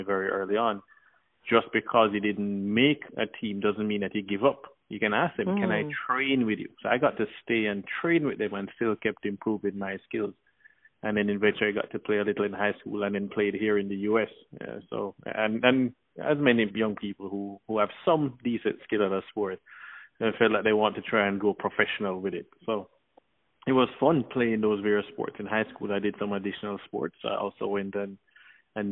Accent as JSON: {"language": "English", "town": "Kingston", "country": "Jamaica", "tie": "born or raised there", "also_born_or_lived": "Miami, Florida", "moved": "yes", "lives_now": "Orlando, United States", "said": "I grew up between Kingston, Jamaica, and Miami, Florida."}